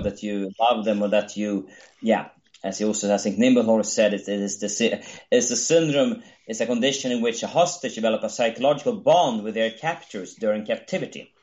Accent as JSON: {"language": "English", "country": "Sweden", "said": "my home country"}